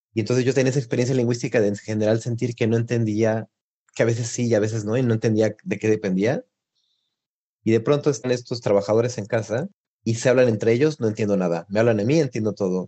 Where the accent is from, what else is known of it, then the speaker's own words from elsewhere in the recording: Mexico; moved away as an adult; now in Italy; soy mexicano